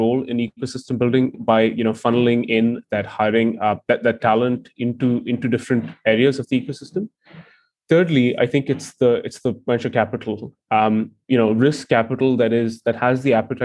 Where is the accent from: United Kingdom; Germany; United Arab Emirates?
United Arab Emirates; Dubai; moved away; I grew up in Dubai